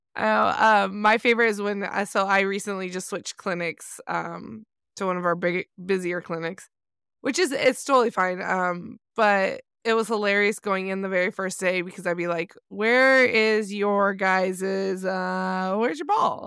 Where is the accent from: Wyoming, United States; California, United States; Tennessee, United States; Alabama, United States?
California, United States; Southern; I grew up in Southern California